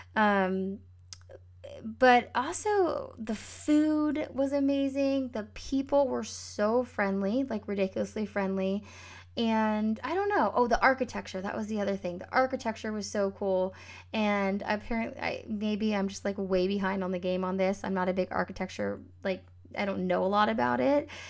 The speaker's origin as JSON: {"language": "English", "region": "Northern California", "country": "United States", "tie": "born or raised there", "said": "the Northern California wildfires, maybe that was two years ago, were going on, um, in my hometown"}